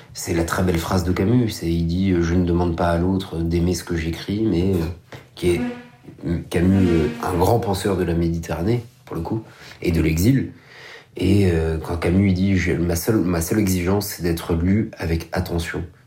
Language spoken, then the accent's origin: French; Paris, Île-de-France, France; moi je suis né à Paris, donc je suis pas un déraciné, je suis pas un exilé